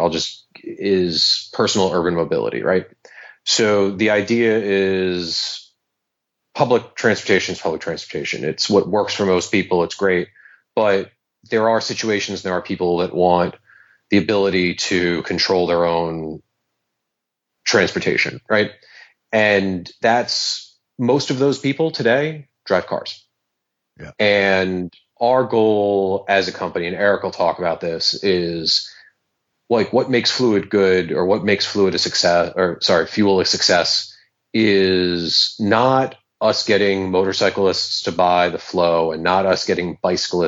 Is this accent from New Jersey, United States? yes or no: no; New York City, New York, United States; I grew up riding BMXs around New York City